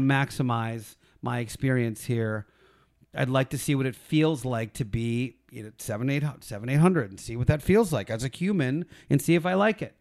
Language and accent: English; Philadelphia, Pennsylvania, United States; I'm from Philly. I was the one Gentile in the town I grew up